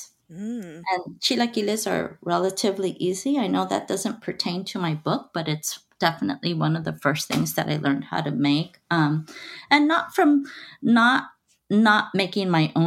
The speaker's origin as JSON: {"language": "English", "town": "Los Angeles", "region": "California", "country": "United States", "tie": "born or raised there", "said": "I was born and raised in East Los Angeles. So I am a Los Angeles native"}